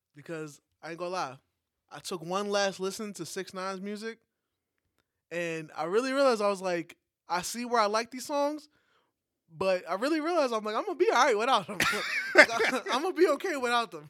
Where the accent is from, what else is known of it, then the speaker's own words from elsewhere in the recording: New York, United States; moved away; a New Yorker that hasn't been in New York for a while